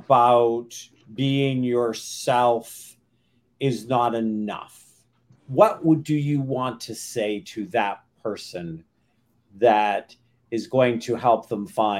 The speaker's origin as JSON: {"language": "English", "region": "Maine", "country": "United States", "tie": "born or raised there", "said": "And then I was raised in Maine, so"}